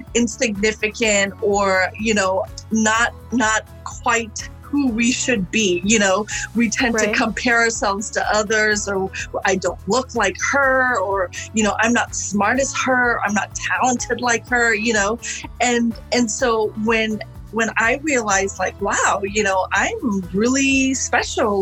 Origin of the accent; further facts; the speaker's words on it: Sri Lanka; now in United States; I was born in Sri Lanka, and um, it is a predominantly Buddhist nation